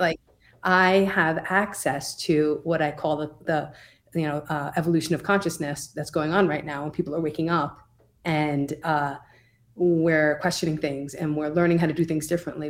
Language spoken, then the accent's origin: English; Oceanside, New York, United States; moved away as an adult; also born or lived in Brooklyn, New York / Albany, New York; now in Colorado, United States; I grew up in Oceanside, New York, the South Shore of Long Island. Nassau County. Um, I was there for thirty-five years until I moved to Colorado